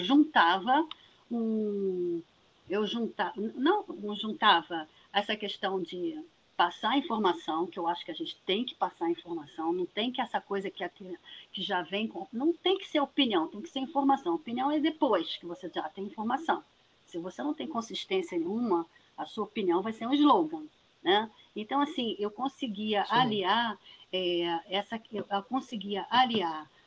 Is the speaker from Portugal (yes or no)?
no; Niterói, Rio de Janeiro, Brazil; eu sou de Niterói, nascida e criada